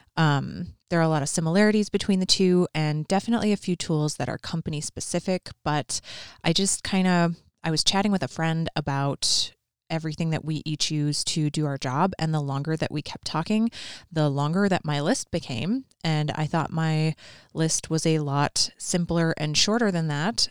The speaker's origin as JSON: {"language": "English", "region": "Minnesota", "country": "United States", "said": "I'm definitely from Minnesota."}